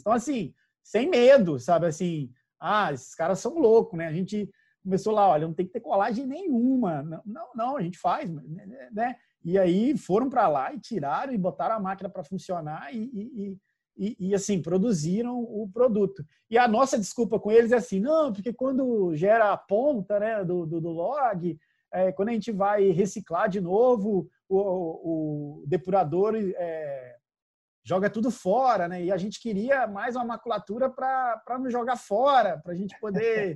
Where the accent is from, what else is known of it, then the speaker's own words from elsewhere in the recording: Minas Gerais, Brazil; eu, e a Ademar somos mineiros